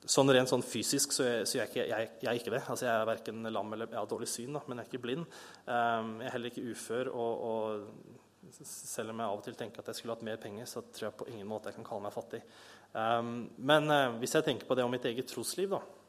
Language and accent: Norwegian; Bærum, Akershus, Norway; moved away; also born or lived in Kristiansand; jeg er fra Bærum